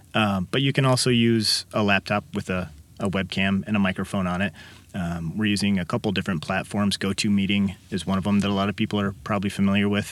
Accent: Kankakee, Illinois, United States; also born or lived in Champaign-Urbana, Illinois / Downers Grove, Illinois; I was born and raised in Kankakee

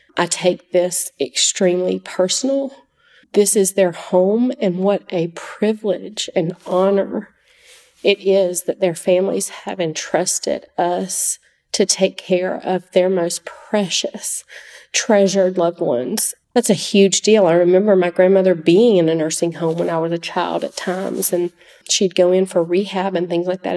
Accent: Oconee County, Georgia, United States; I grew up in Oconee County

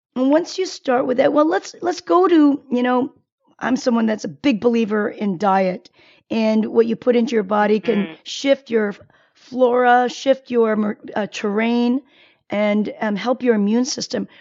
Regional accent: South Korea; moved away; I was born in Korea

